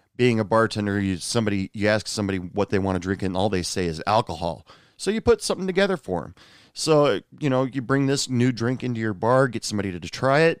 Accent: the Northwest, Pacific Northwest, United States; now in West Texas, United States; I was born and raised in the Northwest

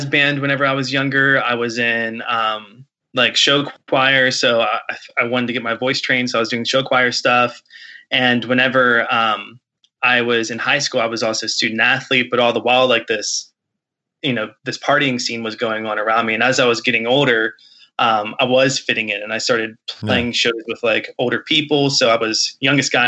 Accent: Martinsburg, West Virginia, United States; I grew up in Martinsburg, West Virginia, which is in the Eastern Panhandle.

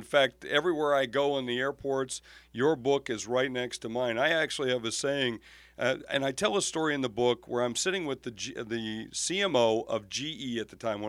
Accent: South Dakota, United States; And of course, in my area where I grew up in South Dakota

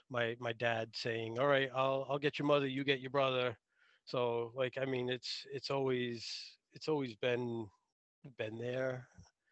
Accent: Rhode Island, United States; also born or lived in North Smithfield, Rhode Island; I'm from Rhode Island. Currently live in North Smithfield, Rhode Island.

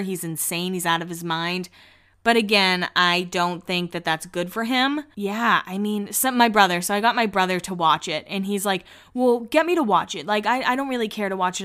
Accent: Massachusetts, United States; I grew up in Massachusetts

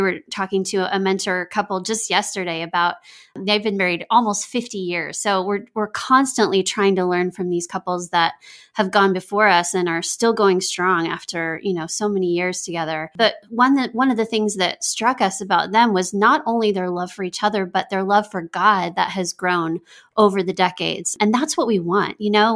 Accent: Texas, United States; moved away as an adult; now in Nashville, United States; I grew up in Texas

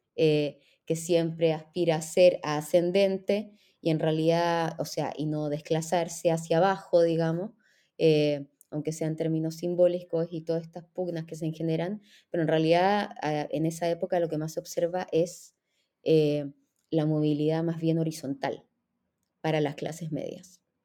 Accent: Chile; moved away as an adult; also born or lived in Israel; soy chilena

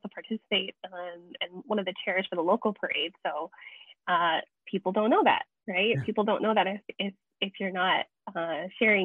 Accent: Kona, Hawaii, United States; being born and raised in Kona

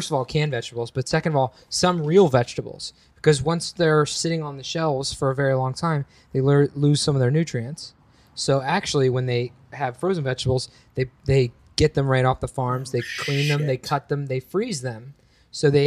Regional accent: Ohio, United States; moved away; we're both from Ohio.

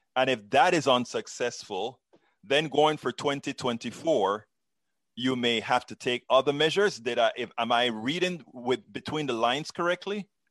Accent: Panama; moved away; I'm from Central America, Panama

